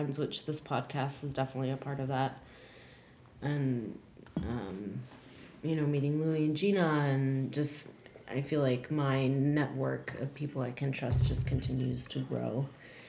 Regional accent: California, United States; moved away; I was born in California

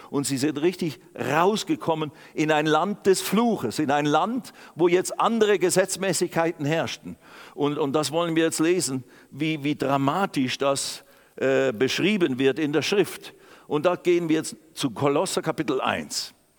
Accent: Switzerland; also born or lived in Germany; ich bin Schweizer und auch inzwischen auch Deutscher geworden.

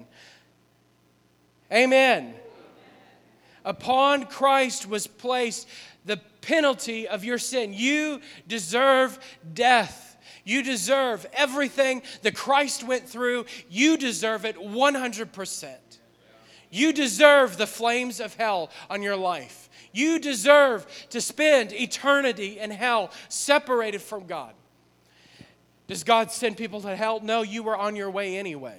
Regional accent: New Orleans, Louisiana, United States; moved away; we're from New Orleans.

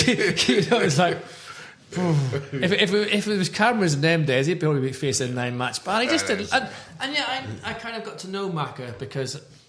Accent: Northern Ireland, United Kingdom; now in England; I came over from Ireland in the 80s

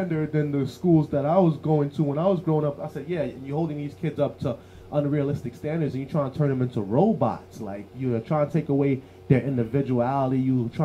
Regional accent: New York City, New York, United States; When I first moved into Canarsie, when I first moved into Canarsie, I was 9 years old

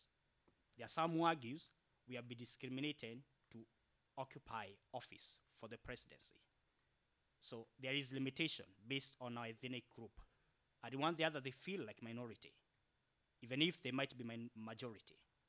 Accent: Kenya; now in Norway; I'm a Kenyan by virtual birth.

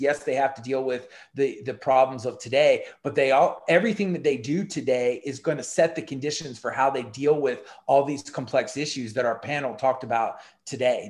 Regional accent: United States; as an American

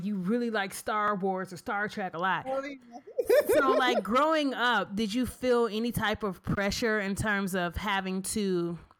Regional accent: United States; also born or lived in Detroit, Michigan; for me as a Black Muslim, because of the fact that I've never seen myself as something other than being American, like this is where we're from. Like, granted, yes, our lineage goes back to Africa, but we don't know where.

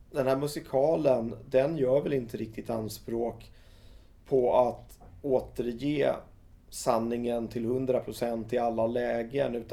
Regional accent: Skåne, Sweden; Han tyckte det var lite konstigt så här att kommer jag som skåning kunna lyckas med det här att Eh, göra någonting om noise som är så mycket Stockholm.

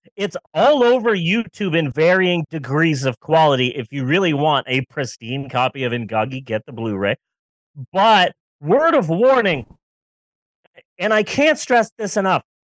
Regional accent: Southwest, United States; I grew up in the Southwest.

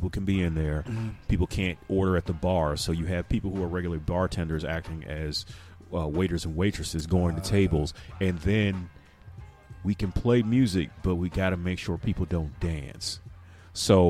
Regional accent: Missouri, United States; now in Indiana, United States; I'm originally from Missouri

